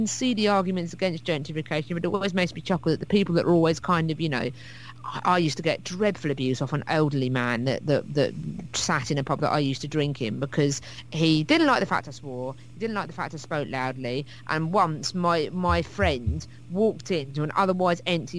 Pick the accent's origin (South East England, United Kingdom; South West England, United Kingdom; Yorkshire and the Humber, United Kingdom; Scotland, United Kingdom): South East England, United Kingdom; Hastings; when I was growing up in Hastings